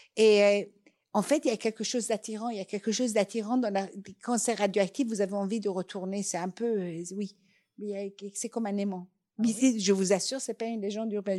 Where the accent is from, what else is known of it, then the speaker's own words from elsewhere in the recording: Iran; first language Persian; French is a second language; moved away; ma langue maternelle, qui est le persan